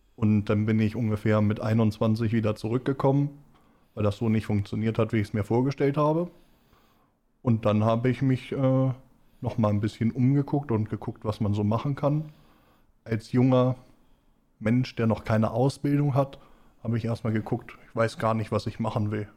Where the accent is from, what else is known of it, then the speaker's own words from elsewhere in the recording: Schleswig, Schleswig-Holstein, Germany; also born or lived in Lower Saxony; Komme aus Schleswig-Holstein. Eigentlich bin ich gebürtig in Schleswig aufgewachsen